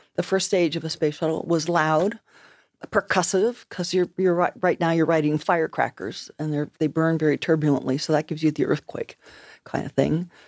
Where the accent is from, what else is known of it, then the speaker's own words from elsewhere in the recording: United States; moved away as an adult; now in Nova Scotia, Canada; I'm an American, but I'm living in Nova Scotia